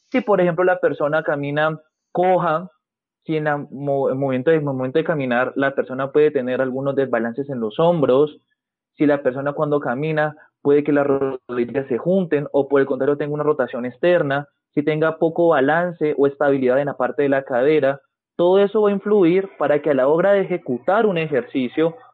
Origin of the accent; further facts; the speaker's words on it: Cali, Valle del Cauca, Colombia; Soy fisioterapeuta, soy de Colombia, específicamente de Cali, tengo 24 años.